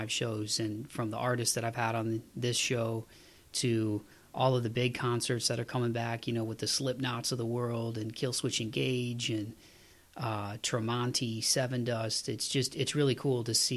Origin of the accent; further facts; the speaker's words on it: Midwest, United States; Growing up in the Midwest